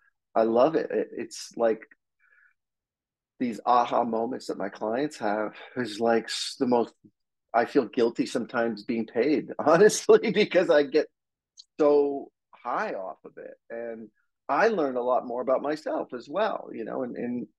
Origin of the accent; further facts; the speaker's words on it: New Jersey, United States; now in Los Angeles, United States; I grew up on the East Coast of the United States in New Jersey, I've been out here since the 80s